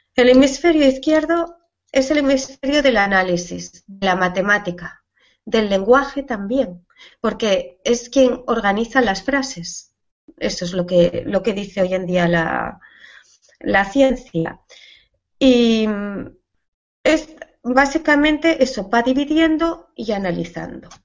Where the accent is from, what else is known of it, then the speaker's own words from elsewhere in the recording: Asturias, Spain; mi tierra se come fabada